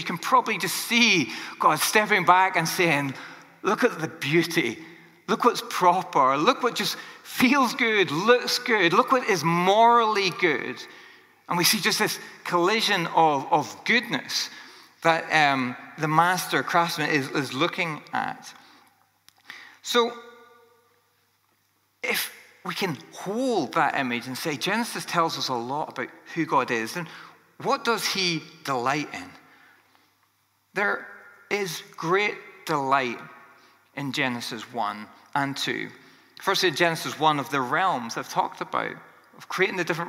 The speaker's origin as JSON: {"language": "English", "region": "Northern Ireland", "country": "United Kingdom", "tie": "born or raised there", "said": "I grew up in Northern Ireland"}